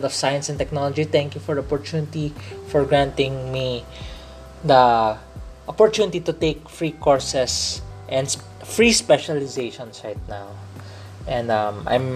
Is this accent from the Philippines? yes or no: yes; Philippines; I'm a Filipino. I speak in Tagalog. Well, because in this podcast, I speak in English. Pero tunay na Pilipino ako. I'm a real Filipino. So, growing up here, so my dad grew up here and I grew up here.